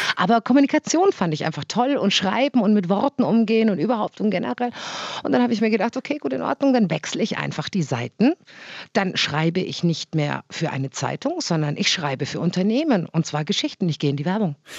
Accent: Augsburg, Bavaria, Germany; meiner Heimatstadt

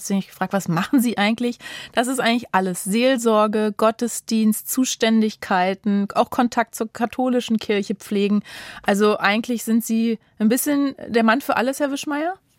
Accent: Germany; Bei uns in Deutschland

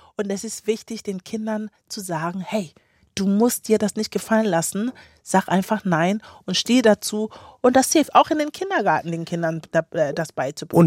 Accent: Kiel, Schleswig-Holstein, Germany; also born or lived in Ghana; Kiel, ja, meine Heimat.

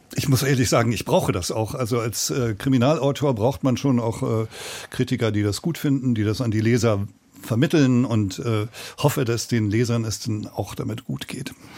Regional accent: Lüneburg, Lower Saxony, Germany; moved away as an adult; now in Berlin, Germany; Ich komme aus Lüneburg, eine Kleinstadt bei Hamburg. Norddeutscher Himmel, kleine Beamtenverhältnisse, Vater Richter

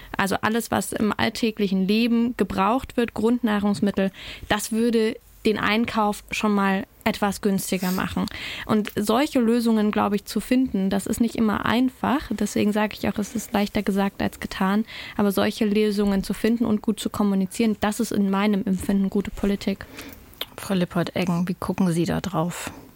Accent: Thuringia, Germany; bei uns in Thüringen

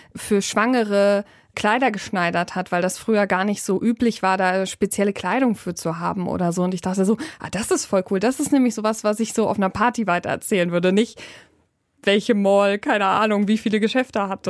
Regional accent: Germany; bei uns in Deutschland

